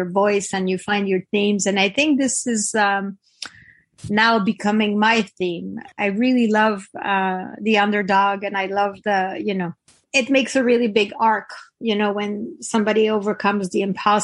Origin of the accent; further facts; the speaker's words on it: Quebec, Canada; first language French; English is a second language; moved away as an adult; also born or lived in Toronto; I come from the Frenchest area of Canada. 98% of the people don't speak English. Don't speak English. So I learned English when I was 17